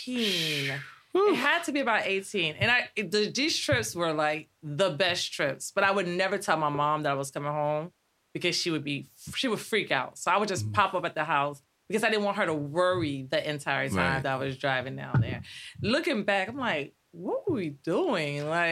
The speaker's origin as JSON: {"language": "English", "town": "Miami", "region": "Florida", "country": "United States", "tie": "born or raised there", "also_born_or_lived": "Guadeloupe / New Jersey", "moved": "as an adult", "lives_now": "Maryland, United States", "said": "I was born in Guadeloupe, moved to New Jersey, then to Miami, Florida, grew up in Miami. Well, Miami and New Jersey."}